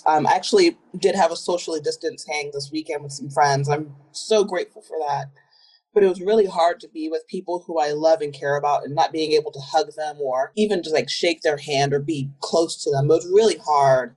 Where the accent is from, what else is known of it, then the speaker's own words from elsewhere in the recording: Southern Virginia, United States; moved away; I'm from Southern Virginia, a little town near the border of North Carolina. Very small. There's only one public high school for the entire county. Everyone knew everyone. Really wasn't a bad place to grow up